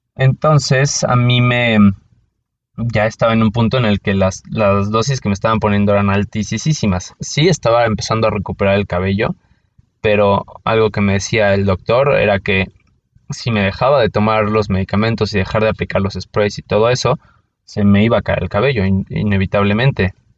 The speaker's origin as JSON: {"language": "Spanish", "region": "Mexico City", "country": "Mexico", "said": "soy de la Ciudad de México"}